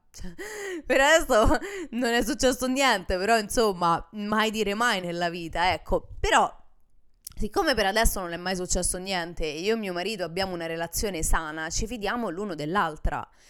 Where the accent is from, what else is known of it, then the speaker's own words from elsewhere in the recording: Italy; moved away as an adult; now in United States; Mio marito nel momento in cui ha deciso di sposare un'italiana